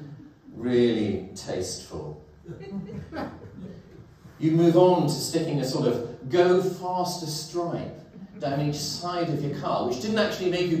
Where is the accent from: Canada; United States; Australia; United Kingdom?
United Kingdom; Welsh Valleys, Wales; as a teenager growing up in the Welsh Valleys in the 1980s